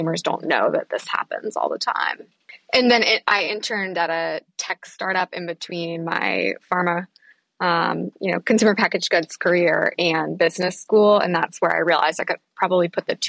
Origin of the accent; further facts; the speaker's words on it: Virginia, United States; I am a farm girl from the middle of nowhere in Virginia